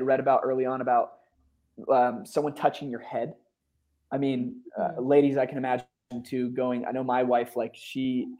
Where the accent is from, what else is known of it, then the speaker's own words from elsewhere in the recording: Northeast, United States; now in Austin, United States; I'm from the Northeast. I live in Austin, and I'm the only one that doesn't have a Southern accent, you know, and you know, well.